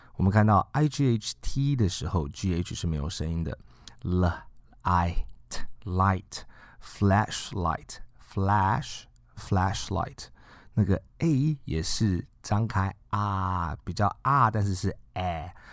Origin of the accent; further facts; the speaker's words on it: China; 我们中国人